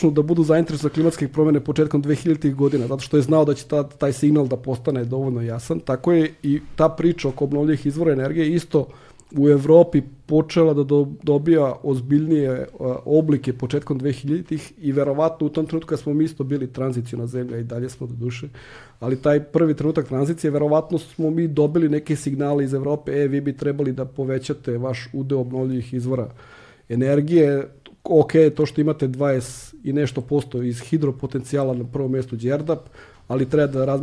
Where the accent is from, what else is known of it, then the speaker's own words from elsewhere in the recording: Serbia; kod nas u Srbiji